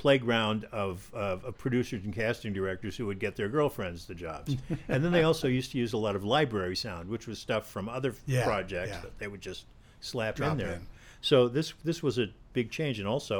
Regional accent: San Francisco, California, United States; I grew up in San Francisco.

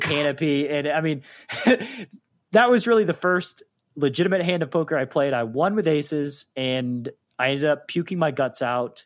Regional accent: Chattanooga, Tennessee, United States; also born or lived in Atlanta, Georgia; I moved from Atlanta back to my hometown of Chattanooga, Tennessee

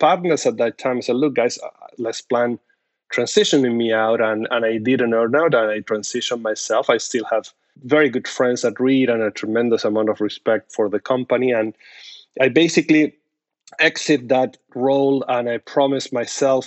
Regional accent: Argentina; moved away as an adult; now in United States; I'm originally from Argentina

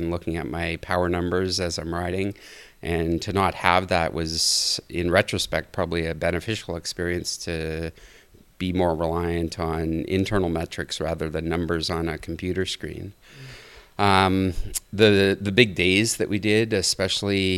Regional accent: Rossland, British Columbia, Canada; I'm from Roslyn, British Columbia, which is a ski town in Canada

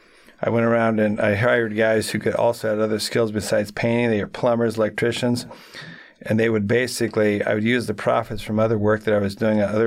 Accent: Lake Minnetonka, Minnesota, United States; Well, I grew up in Minnesota, as a matter of fact. I grew up in Lake Minnetonka.

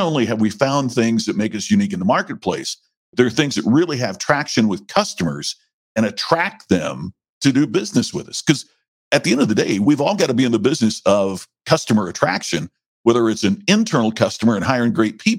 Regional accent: Indiana, United States; now in Las Vegas, United States; I grew up on a farm in Indiana

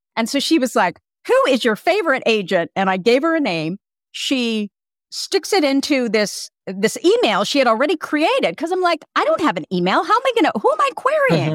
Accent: Burlingame, California, United States; also born or lived in Hillsborough, California / Petaluma, California; I grew up in Burlingame and Hillsboro, which isn't far from Palo Alto

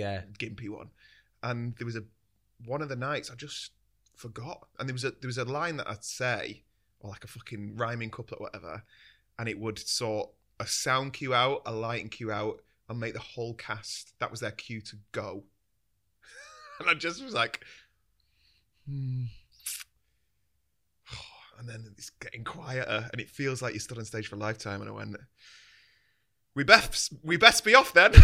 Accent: Tameside, North West England, United Kingdom; I grew up a place called Tameside, which is like called Shameside, and it's minging

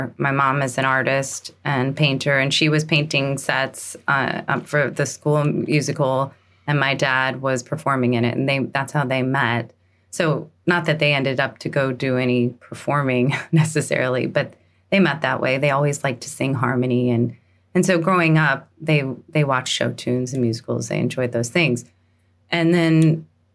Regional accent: St. Louis, Missouri, United States; moved away as an adult; also born or lived in New York City / the West; I'm from St. Louis, Missouri

